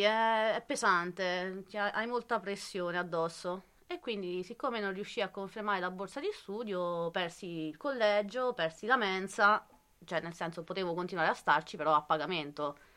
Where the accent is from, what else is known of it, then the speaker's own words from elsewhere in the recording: Spoleto, Umbria, Italy; moved away as an adult; also born or lived in Perugia; io vengo da Spoleto e ho scelto Perugia perché era la città, diciamo, più vicina a casa mia